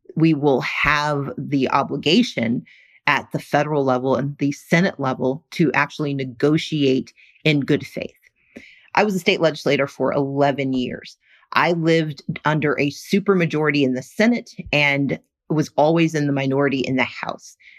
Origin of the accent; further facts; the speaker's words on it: Mississippi, United States; moved away; I grew up working poor in Mississippi